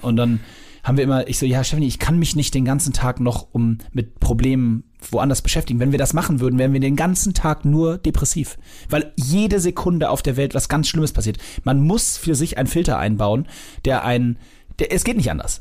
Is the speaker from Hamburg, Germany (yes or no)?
yes; Hamburg, Germany; ich bin im Norden aufgewachsen, in Lemsal-Mellingstedt